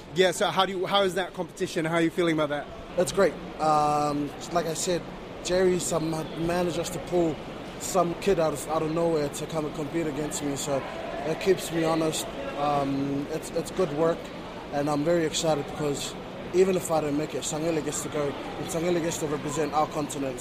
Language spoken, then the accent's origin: English; Tonga; now in New Zealand; I'm originally from Tonga